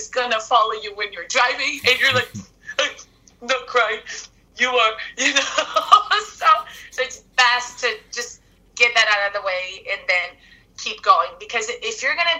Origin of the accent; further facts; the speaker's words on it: Brazil; now in Los Angeles, United States; I'm from Brazil